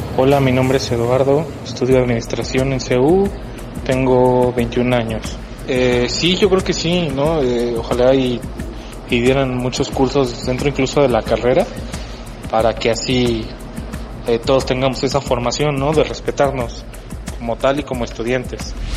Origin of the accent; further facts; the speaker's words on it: Mexico City, Mexico; soy de la Ciudad de México